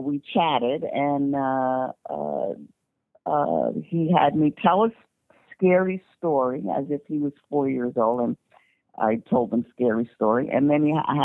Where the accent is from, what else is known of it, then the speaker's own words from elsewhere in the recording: New York, United States; I'm a New Yorker